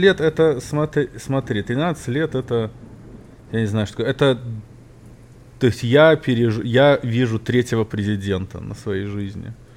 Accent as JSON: {"language": "Russian", "region": "Minsk", "country": "Belarus", "tie": "born or raised there", "moved": "yes", "lives_now": "United States", "said": "я был юный минчанин"}